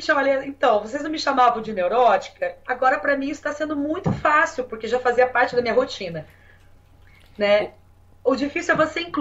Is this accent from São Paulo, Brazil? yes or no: no; Curitiba, Paraná, Brazil; É, eu vim de Curitiba. É, e em Curitiba, a gente, é, enfim, é um outro ambiente, né? Assim, uma outra cultura e tal.